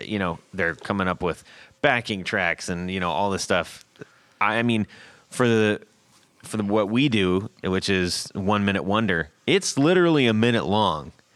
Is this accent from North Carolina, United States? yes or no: no; Southern California, United States; I grew up in Southern California.